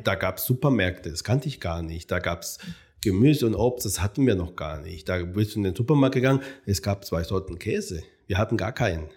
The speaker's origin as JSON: {"language": "German", "country": "Cuba", "tie": "born or raised there", "also_born_or_lived": "Jena, Germany", "moved": "as an adult", "lives_now": "Frankfurt, Germany", "said": "geboren wurde ich auf Kuba. Ich bin ja äh, Sohn äh, spanischer Auswanderer und äh, die Anfang des Jahrhunderts, des Jahrhunderts noch nach äh, Kuba äh, gezogen sind. Ähm, und da bin ich aufgewachsen."}